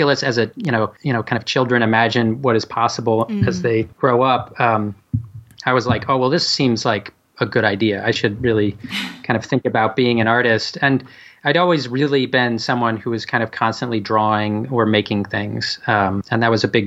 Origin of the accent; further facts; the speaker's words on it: Middleburg, New York, United States; now in Philadelphia, United States; I grew up in a very small town called Middleburg in upstate New York